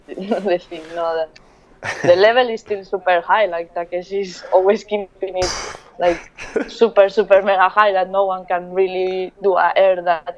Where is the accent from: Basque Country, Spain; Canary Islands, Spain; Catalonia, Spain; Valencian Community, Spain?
Valencian Community, Spain; Valencia; English is a second language; also born or lived in Bilbao / Miami; now in Barcelona, Spain; So I was raised in Valencia, although I'm from Bilbao.